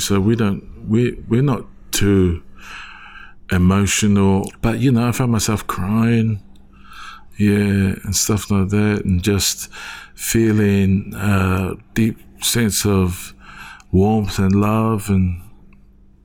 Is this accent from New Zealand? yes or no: yes; Wellington, New Zealand; born and raised in Wellington, New Zealand. Samoan family, religious background.